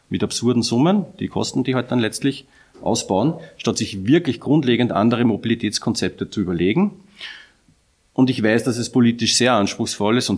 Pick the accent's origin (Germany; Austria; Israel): Austria; Upper Austria; Ich bin ja selber Oberösterreicher